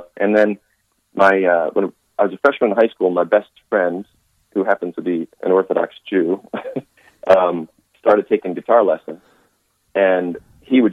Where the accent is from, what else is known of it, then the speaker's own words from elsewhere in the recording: Philadelphia, Pennsylvania, United States; moved away as an adult; now in Nashville, United States; I grew up in Philadelphia